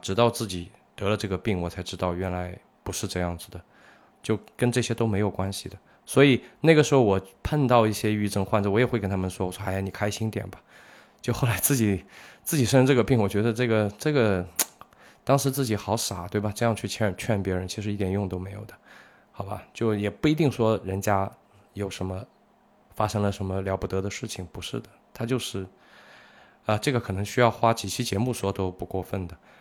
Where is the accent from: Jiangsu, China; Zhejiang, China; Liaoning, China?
Zhejiang, China; 我们浙江这边的小朋友